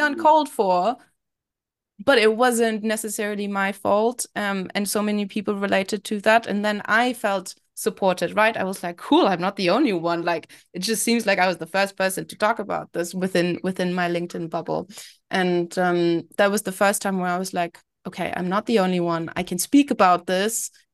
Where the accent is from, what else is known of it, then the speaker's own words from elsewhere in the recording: Berlin, Germany; moved away as an adult; also born or lived in London; I was born and raised in Berlin. I then moved to London to study